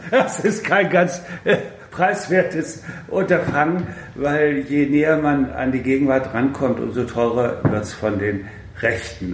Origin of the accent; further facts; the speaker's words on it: Kassel, Hesse, Germany; now in Berlin, Germany; ich natürlich aus Kassel äh, komme, also wie die meisten aus der Provinz